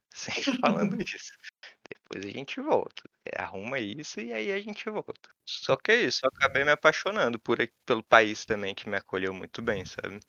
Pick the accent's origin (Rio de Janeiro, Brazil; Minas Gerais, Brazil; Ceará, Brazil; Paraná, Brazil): Rio de Janeiro, Brazil; moved away as an adult; eu nasci no Rio, né, cara? Eu nasci do, do lado da favela, eu nasci no Estácio. E na época que eu nasci lá, aquilo lá era uma favela cabulosa